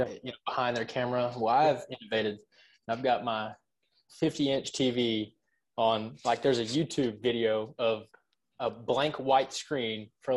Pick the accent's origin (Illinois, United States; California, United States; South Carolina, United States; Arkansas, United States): Arkansas, United States; accent: twang; I'm from Arkansas.